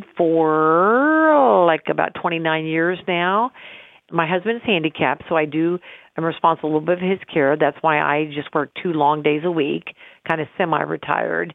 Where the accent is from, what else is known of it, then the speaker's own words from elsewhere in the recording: Carthage, Illinois, United States; also born or lived in Pennsylvania; my goal was to come back to my hometown and deliver babies and give women's health care